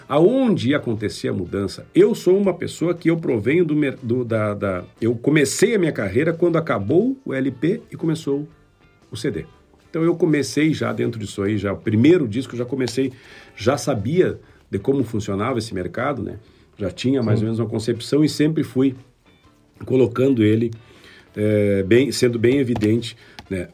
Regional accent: Rio Grande do Sul, Brazil; moved away; eu venho da região da fronteira.

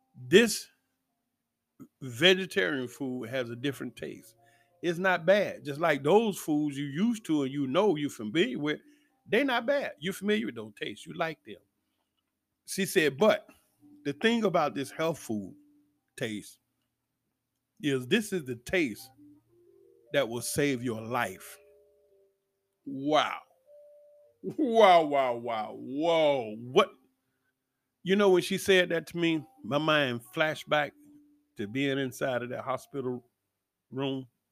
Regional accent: Atlanta, Georgia, United States; Growing up in Atlanta

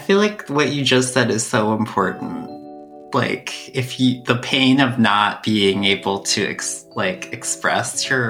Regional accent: Canada; born there; my family had immigrated from India to Canada, and I was born in Canada.

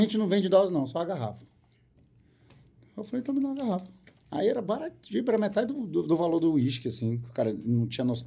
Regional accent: Porto Velho, Rondônia, Brazil; now in Manaus, Brazil; Sou de Porto Velho. Em Porto Velho, no colégio me chamavam de …

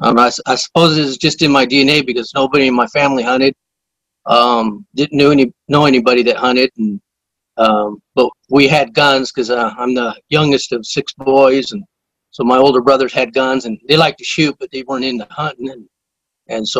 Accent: Northern California, United States; also born or lived in San Diego, California; we grew up in the San Diego area, and all my older brothers were surfers and that, and so when I was 8 years old, we moved up to Northern California, up into the foothills, the Sierra Nevadas, what they call the Gold Country

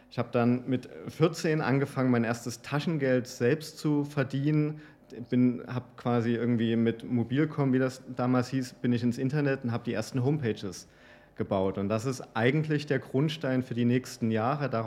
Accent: East Germany, Germany; Ich bin in Oste Ostdeutschland groß geworden und hatte eine sehr bescheidene und schüchterne ähm, ähm, Erziehung.

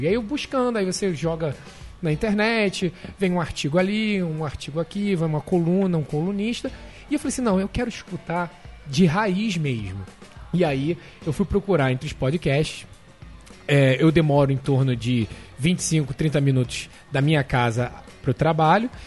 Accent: Rio de Janeiro, Brazil; moved away as an adult; now in New York, United States; Sou carioca da Tijuca

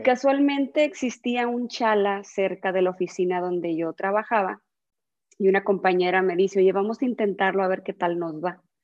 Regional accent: San Luis Río Colorado, Sonora, Mexico; also born or lived in Monterrey; nací aquí en San Luis Río, Colorado

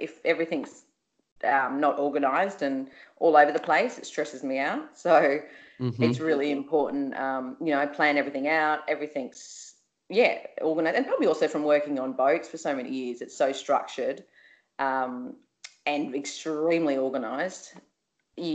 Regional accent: Byron Bay, New South Wales, Australia; grew up in Byron Bay

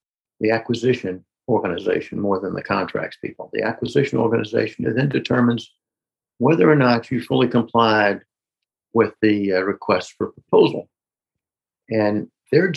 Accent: Newnan, Georgia, United States; my hometown, small town in Noonan, Georgia

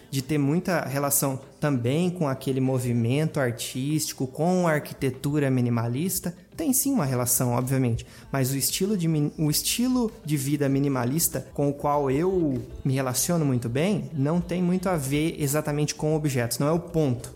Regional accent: interior of Paraná, Brazil; eu sou de uma cidade pequena do interior do Paraná

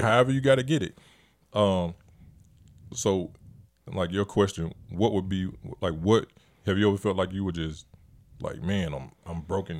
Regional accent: Montgomery, Alabama, United States; and I love my hometown. I love Montgomery, Alabama.

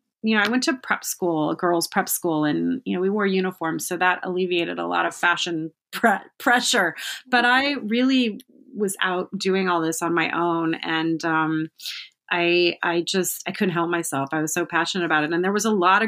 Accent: Omaha, Nebraska, United States; I grew up in Omaha, Nebraska.

